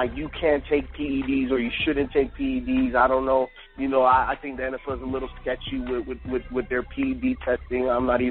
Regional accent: Chicago, Illinois, United States; You know, and you know, I'm from Chicago

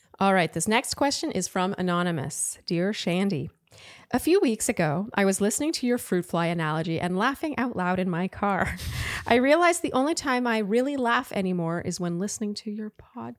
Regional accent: Canada; I'm Canadian

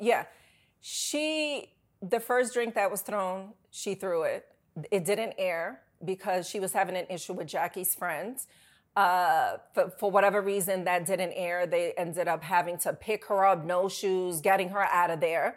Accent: New York City, New York, United States; also born or lived in Bronx; I grew up in New York

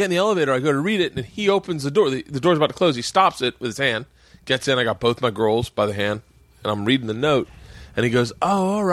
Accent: Florida, United States; moved away; also born or lived in Tampa; growing up in Florida, in the South, in the 70s and 80s

